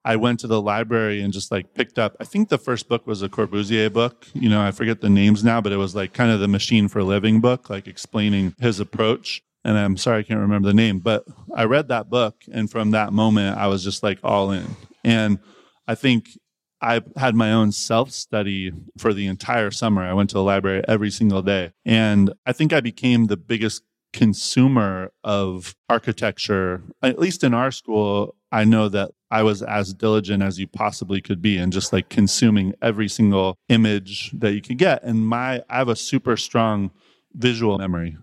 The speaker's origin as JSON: {"language": "English", "town": "Eugene", "region": "Oregon", "country": "United States", "tie": "born or raised there", "moved": "yes", "said": "I grew up in Eugene"}